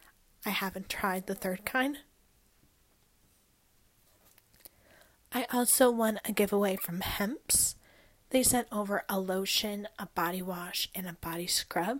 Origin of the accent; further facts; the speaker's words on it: Ohio, United States; also born or lived in North Carolina; now in West Virginia, United States; I was born and raised in Ohio